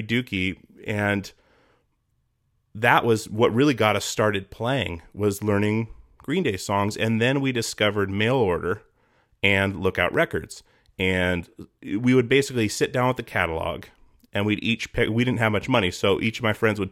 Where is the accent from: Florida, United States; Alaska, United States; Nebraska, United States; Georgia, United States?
Alaska, United States; Petersburg; I grew up in Alaska, you know, you know, 80s and 90s.